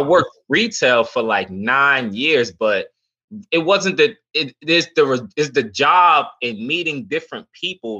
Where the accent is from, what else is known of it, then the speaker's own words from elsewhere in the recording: New York City, New York, United States; I grew up in the Bronx, New York